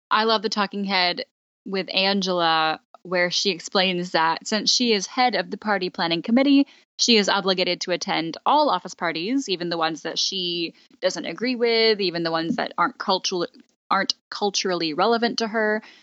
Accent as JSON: {"language": "English", "region": "Texas", "country": "United States", "tie": "born or raised there", "said": "We're from Texas, so that's an important cultural part of our, uh, upbringing"}